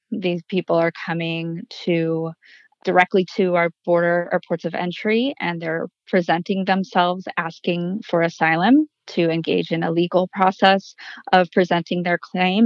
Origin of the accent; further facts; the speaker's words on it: Madison, Wisconsin, United States; moved away as an adult; now in El Paso, United States; I'm originally from Madison, Wisconsin